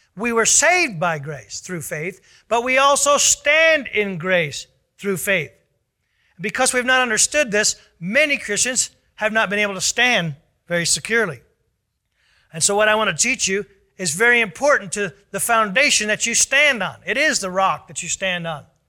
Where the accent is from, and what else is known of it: United States